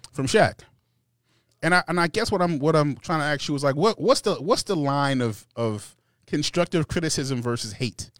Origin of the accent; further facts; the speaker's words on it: New York, United States; moved away as an adult; now in Atlanta, United States; Born and raised in New York, lived there my whole